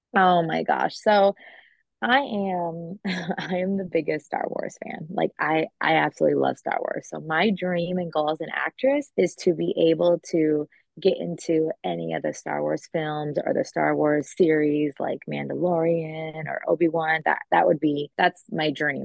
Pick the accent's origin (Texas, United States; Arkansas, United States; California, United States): California, United States; Long Beach; now in Florida, United States; growing up in California, my aunt had my cousins in movies and TV shows